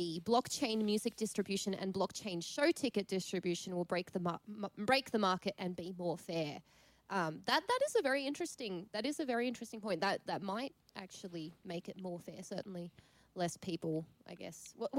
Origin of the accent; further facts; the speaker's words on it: Hungary; born there; but I come from a European background. So I was born in Hungary, and I have a Hungarian mum, obviously.